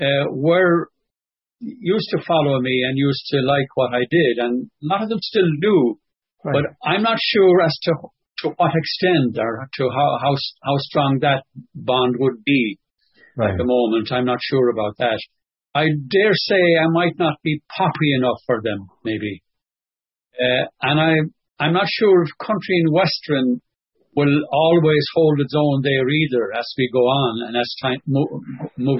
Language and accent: English; Connemara, Connacht, Ireland; accent: Connemara; moved away as an adult; also born or lived in London, United Kingdom; my Connemara accent and Connemara Gaeilge